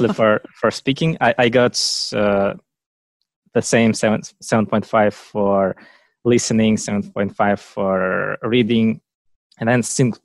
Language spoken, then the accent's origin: English; Russia; English is a second language; I'm from Russia and I live in Moscow now